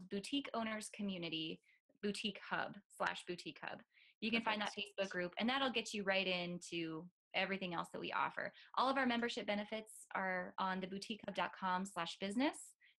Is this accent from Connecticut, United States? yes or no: no; North Dakota, United States; moved away; I'm from North Dakota originally